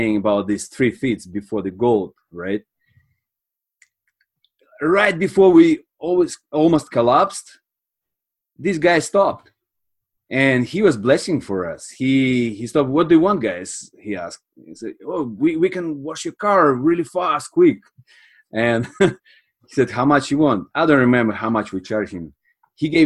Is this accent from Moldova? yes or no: yes; Moldova; moved away as an adult; also born or lived in Sweden; now in Canada; I'm from Republic of Moldova.